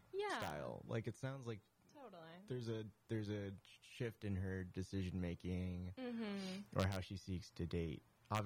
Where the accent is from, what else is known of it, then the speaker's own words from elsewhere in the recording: Portland, United States; From Portland.